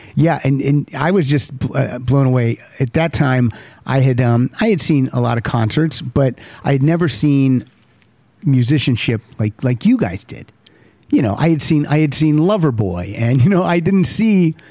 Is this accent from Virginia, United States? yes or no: no; Pennsylvania, United States; I grew up in Pennsylvania